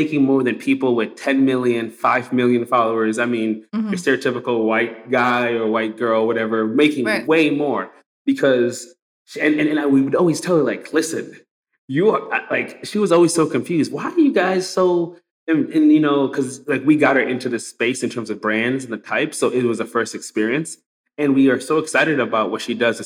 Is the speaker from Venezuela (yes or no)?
no; Zimbabwe; now in United States; I'm immigrant from Zimbabwe. I come here to America. And even since I've been here for almost 20 years